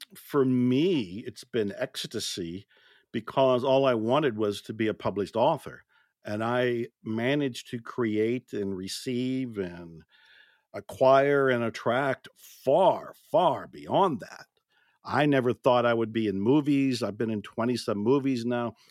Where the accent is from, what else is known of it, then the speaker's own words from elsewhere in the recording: Ohio, United States; moved away; also born or lived in Texas; I was born and raised in Ohio, which is a state way up north in the Midwest in the States